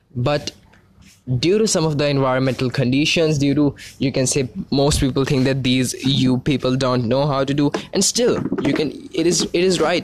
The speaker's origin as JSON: {"language": "English", "country": "India", "said": "I'm actually from India"}